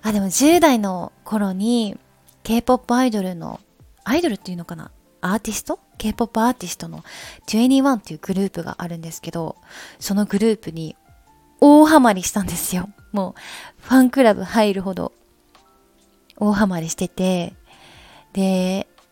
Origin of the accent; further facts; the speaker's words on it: Nara, Japan; also born or lived in Osaka; now in Tokyo, Japan; 大阪生まれ奈良育ち